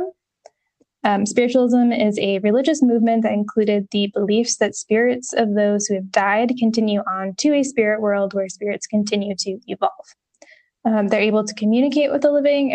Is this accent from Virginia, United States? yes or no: no; upstate New York, United States; upstate New York, not far from where I actually grew up